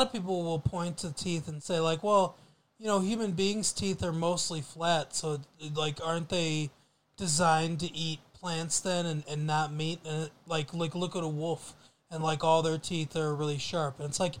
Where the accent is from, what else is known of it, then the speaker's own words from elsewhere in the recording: United States; But then we also import it back to the United States because we're American.